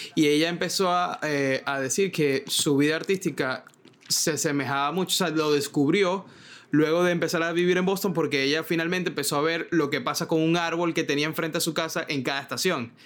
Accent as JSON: {"language": "Spanish", "town": "Maracaibo", "region": "Zulia", "country": "Venezuela", "also_born_or_lived": "Caracas, Venezuela / Miami, United States", "moved": "as an adult", "lives_now": "New York, United States", "said": "yo vengo de Maracaibo"}